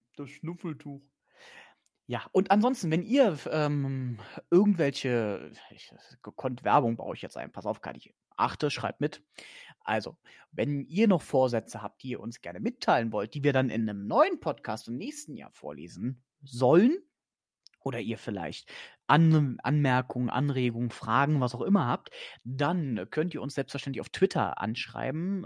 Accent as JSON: {"language": "German", "country": "Germany", "tie": "born or raised there", "said": "ich bin zwar in Deutschland geboren"}